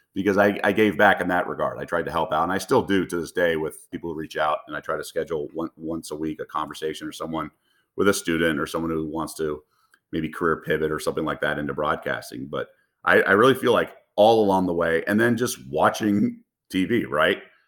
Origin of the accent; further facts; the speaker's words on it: Los Angeles, California, United States; moved away; I grew up in the Los Feliz neighborhood